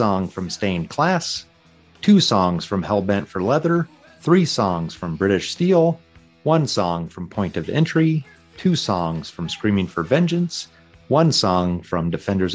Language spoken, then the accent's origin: English; Nebraska, United States; growing up in Nebraska